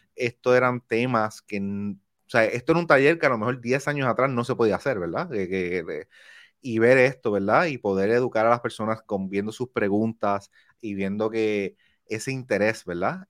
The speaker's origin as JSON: {"language": "Spanish", "country": "Puerto Rico", "moved": "yes", "lives_now": "New Jersey, United States", "said": "yo soy de Manatizo, yo soy isla"}